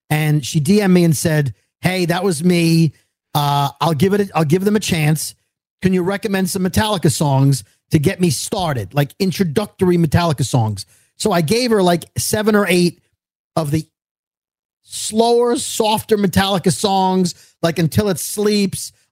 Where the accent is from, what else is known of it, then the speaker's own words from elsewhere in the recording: Brooklyn, New York, United States; As New Yorkers, as two dopes from Brooklyn